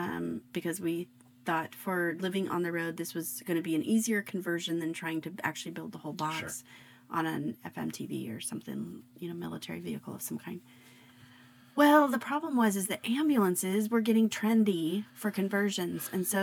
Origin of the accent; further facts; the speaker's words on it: Arizona, United States; I grew up in Arizona